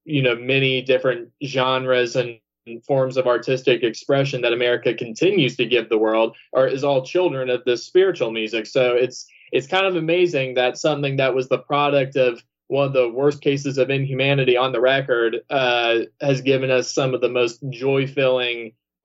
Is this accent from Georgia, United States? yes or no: yes; Georgia, United States; And so, and of course, I'm from the South. I mean, I'm from Georgia. My family, I'm sure, owned land and all that kind of stuff back then.